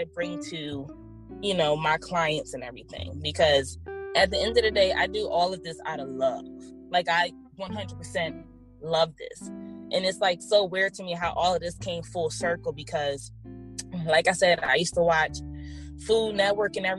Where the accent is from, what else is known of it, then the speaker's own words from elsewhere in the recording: Philadelphia, Pennsylvania, United States; We're from South Philly and Southwest